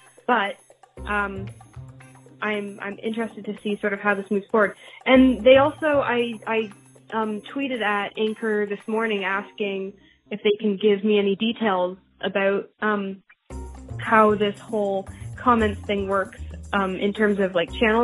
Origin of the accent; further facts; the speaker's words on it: Canada; As a Canadian